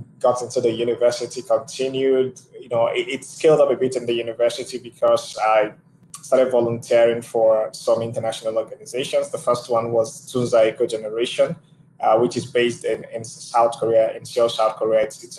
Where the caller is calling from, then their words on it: Abuja, Federal Capital Territory, Nigeria; I am joining from Abuja, Nigeria